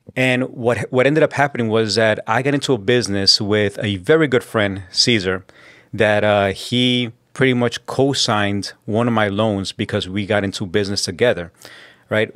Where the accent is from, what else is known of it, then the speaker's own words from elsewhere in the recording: New York City, New York, United States; also born or lived in South Jamaica, Queens / Colombia; I was born in Southside Jamaica, Queens, and I was raised and grew up in Corona